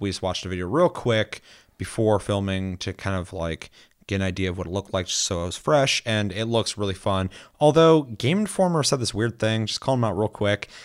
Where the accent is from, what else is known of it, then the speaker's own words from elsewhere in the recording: United States; me being American